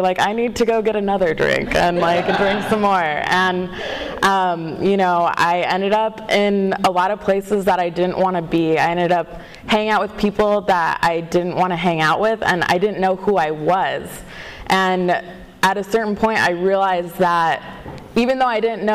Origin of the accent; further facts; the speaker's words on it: Walnut, California, United States; I am from Southern California. I live in Walnut, and I grew up there mostly.